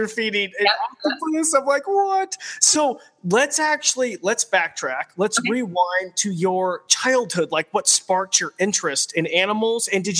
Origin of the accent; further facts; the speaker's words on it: Idaho, United States; So I grew up in the middle of nowhere in a landlocked country. It's called Idaho. It's near California.